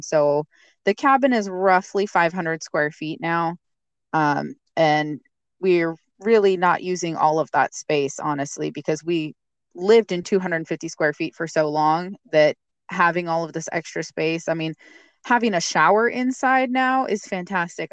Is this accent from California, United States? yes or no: no; Eastern Washington, United States; moved away as an adult; now in Alaska, United States; my husband and I are uh, actually from Washington State. We we're both born and raised. Uh, I'm from Eastern Washington, the desert side